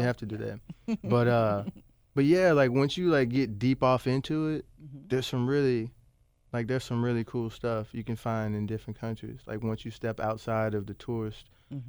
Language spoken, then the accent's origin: English; Bartlett, Tennessee, United States; Yeah, I grew up in Bartlett.